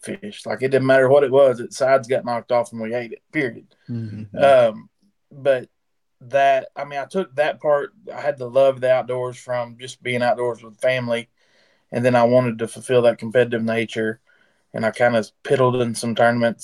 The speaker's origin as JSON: {"language": "English", "town": "Judsonia", "region": "Arkansas", "country": "United States", "said": "from Judsonia, Arkansas."}